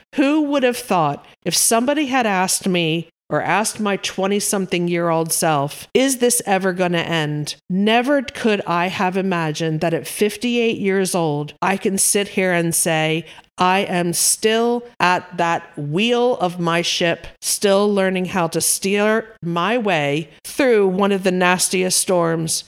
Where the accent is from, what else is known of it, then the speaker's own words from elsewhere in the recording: East Coast of America, United States; moved away as an adult; also born or lived in Yorkshire, England; now in United Kingdom; Born and raised on the East Coast of America, I planted my roots in the Yorkshire countryside of England about thirty-ish years ago